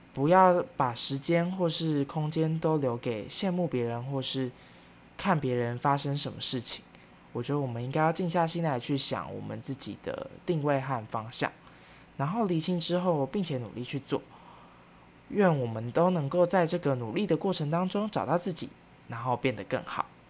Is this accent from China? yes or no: no; Kaohsiung, Taiwan; moved away as an adult; also born or lived in Taipei; 高雄，也是我的家乡